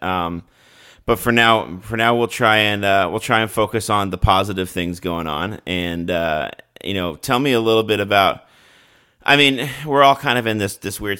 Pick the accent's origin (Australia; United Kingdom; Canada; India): Canada; moved away as an adult; now in United States; I'm a Canadian who's grown up in Canada